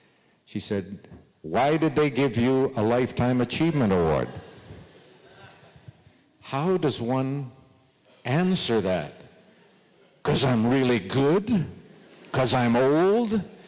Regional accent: Sudbury, Ontario, Canada; moved away as an adult; also born or lived in California; I grew up in Sudbury

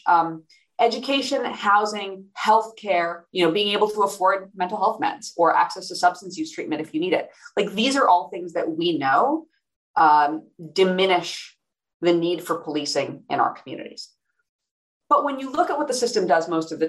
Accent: Iowa City, Iowa, United States; moved away; also born or lived in California / New York; my hometown of Iowa City, Iowa.

